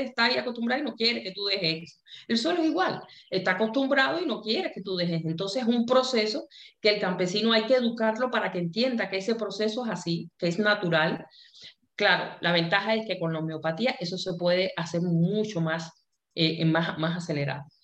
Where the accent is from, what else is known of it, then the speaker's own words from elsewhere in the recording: Cuba; nosotros en Cuba, como, buena cubana, tuvo una formación en que nos enseñaron a pensar